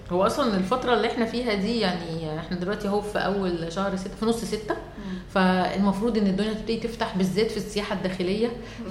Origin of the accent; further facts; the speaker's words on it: Egypt; احنا عندنا في مصر